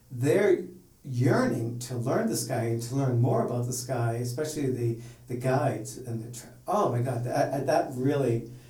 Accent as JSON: {"language": "English", "region": "Hawaii", "country": "United States", "also_born_or_lived": "Massachusetts", "said": "I was from Hawaii and Massachusetts."}